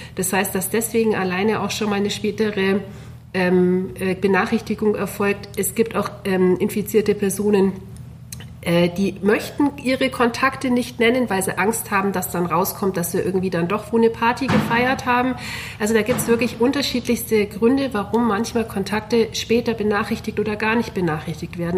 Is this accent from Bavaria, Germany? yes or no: yes; Allgäu, Bavaria, Germany; born or raised there; now in Augsburg, Germany